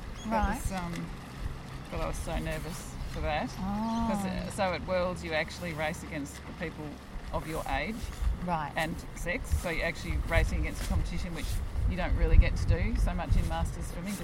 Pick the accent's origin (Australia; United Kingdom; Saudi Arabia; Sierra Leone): Australia; Malvern, Victoria; also born or lived in Japan / Richmond; I grew up in Malvern.